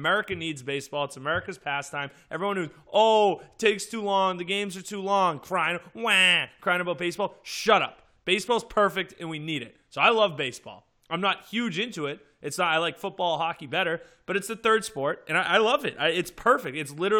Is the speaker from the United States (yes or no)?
yes; Boston, Massachusetts, United States; As a cold-blooded American, especially as a Bostonian.